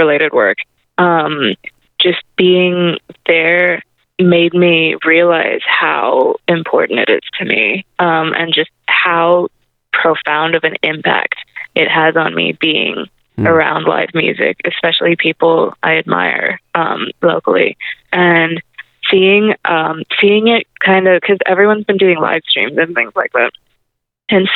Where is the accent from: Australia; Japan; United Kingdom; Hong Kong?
Hong Kong; moved away; I grew up in a big city where I grew up in Hong Kong, and you don't really need a car there